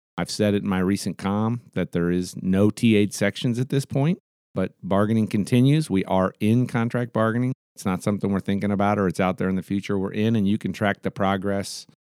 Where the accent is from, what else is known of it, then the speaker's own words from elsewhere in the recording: Anchorage, Alaska, United States; I'll be in Anchorage on the twenty-first, which is my hometown